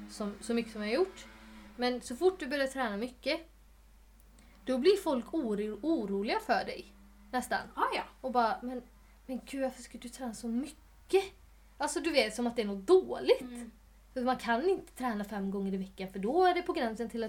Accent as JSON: {"language": "Swedish", "country": "Sweden", "said": "jag är ju svensk."}